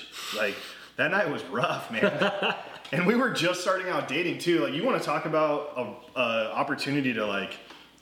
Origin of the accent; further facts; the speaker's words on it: Arizona, United States; growing up in Arizona as a kid